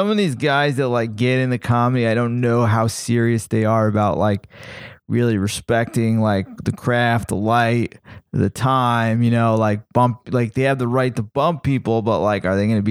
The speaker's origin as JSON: {"language": "English", "region": "New York", "country": "United States", "moved": "yes", "lives_now": "Los Angeles, United States", "said": "I'm from New York"}